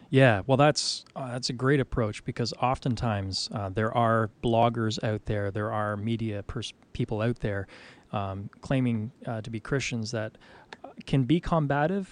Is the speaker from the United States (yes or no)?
no; Canada; I'm from Canada